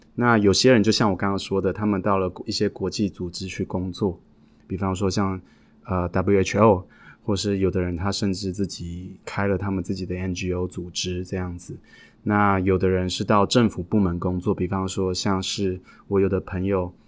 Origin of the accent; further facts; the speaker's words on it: Taiwan; moved away as an adult; now in United States; 我是一个从小在台湾长大的孩子，一直到了三十几岁，我才，才有机会出国去留学跟感受外国的世界